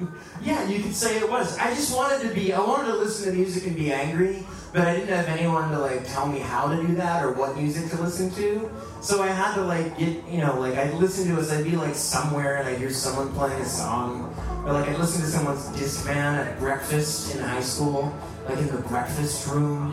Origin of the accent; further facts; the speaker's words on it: Washington, District of Columbia, United States; I grew up right here in Washington, D.C. on 16th Street